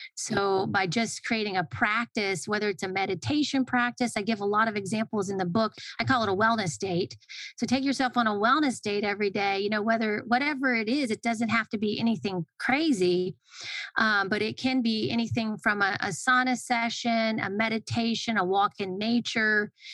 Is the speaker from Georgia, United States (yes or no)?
yes; Atlanta, Georgia, United States; I grew up in Atlanta